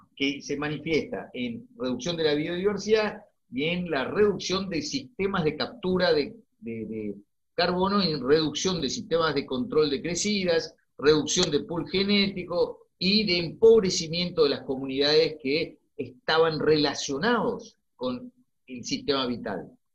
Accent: Argentina; yo como argentino

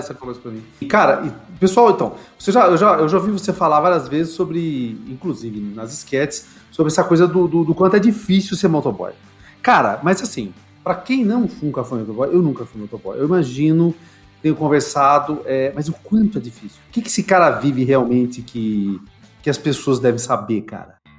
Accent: Campinas, São Paulo, Brazil; eu sou de Campinas

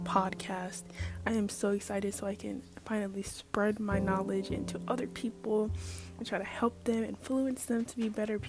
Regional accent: Riverside, California, United States; born there; now in Chesapeake, United States; I was born in Riverside, California, which is a really long way away from Virginia. I live in Chesapeake, Virginia.

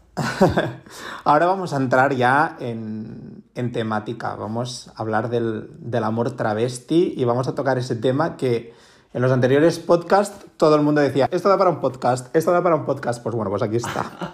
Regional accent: Barcelona, Catalonia, Spain; yo soy de Barcelona

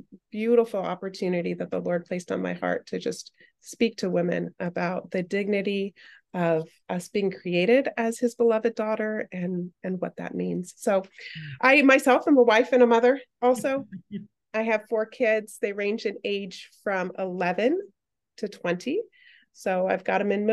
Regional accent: Arizona, United States; I am an Arizona native. I reside in Tempe, Arizona, where we have a little bit of a cold spell, so I'm wearing multiple layers today, but I've born and raised in Arizona.

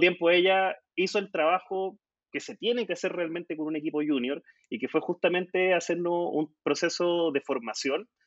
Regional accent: Concepción, Biobío, Chile; en la Universidad de Concepción, que es mi tierra, acá en el sur de Chile

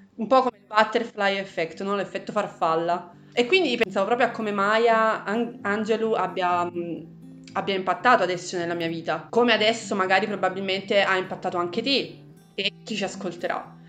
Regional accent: Italy; io sia nata bianca e in Italia

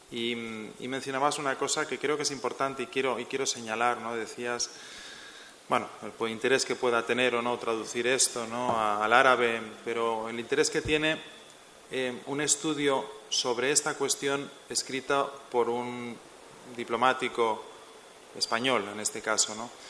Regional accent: Spain; yo soy, español, yo no soy egipcio.

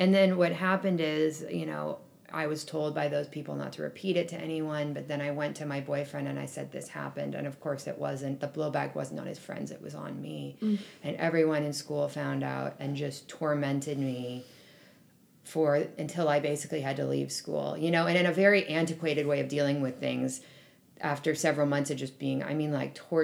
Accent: Berkeley, California, United States; I grew up in Berkeley

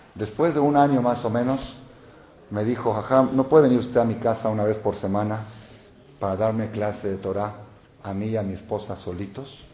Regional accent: Mexico; yo, hijo y nieto y bisnieto de mexicanos. Yo soy mexicano, yo soy de aquí, yo soy de aquí.

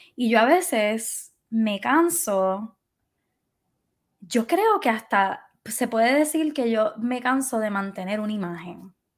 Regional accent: Puerto Rico; moved away as an adult; yo decidí irme de Puerto Rico

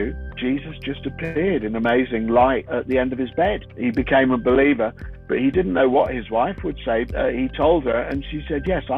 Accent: London, United Kingdom; I grew up in London

